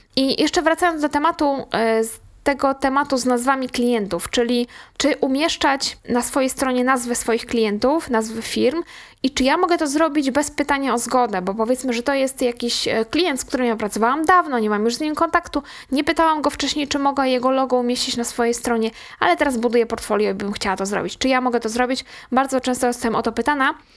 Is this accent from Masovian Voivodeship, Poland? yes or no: no; Łódź, Łódź Voivodeship, Poland; u nas w Łodzi